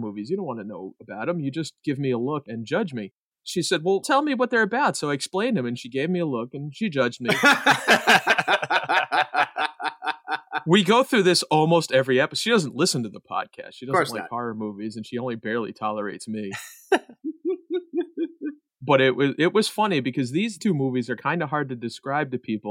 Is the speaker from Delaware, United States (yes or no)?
yes; Newark, Delaware, United States; we are also from Newark, Delaware.